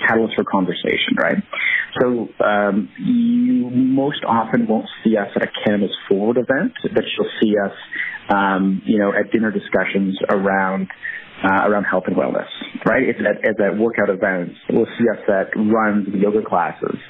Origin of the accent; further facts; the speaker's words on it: Canada; now in United States; being a Canadian down here